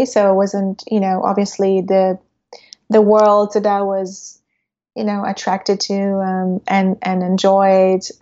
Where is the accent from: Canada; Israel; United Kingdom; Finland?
Israel; growing up in Israel at that time